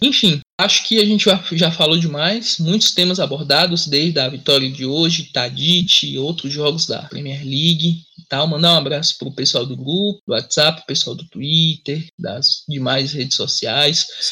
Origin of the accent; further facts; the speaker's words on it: Fortaleza, Ceará, Brazil; eu sou de Fortaleza